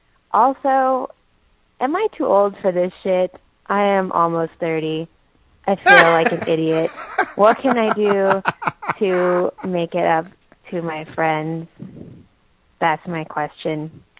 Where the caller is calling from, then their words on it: Germany; I'm calling you from Germany.